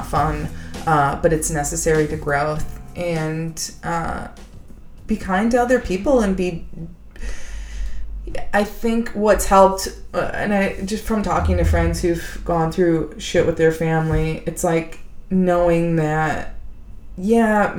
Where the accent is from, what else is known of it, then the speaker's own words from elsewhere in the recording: Indiana, United States; moved away; also born or lived in Los Angeles; I'm from Indiana